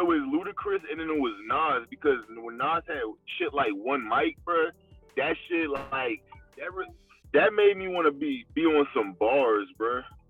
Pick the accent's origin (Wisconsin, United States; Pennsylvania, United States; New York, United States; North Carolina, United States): North Carolina, United States; Rocky Mount; born there; also born or lived in Colorado; I was born in Rocky Mount, North Carolina, which is next to Durham and, like, you know, the Tar Heels and all that shit, kind of, like.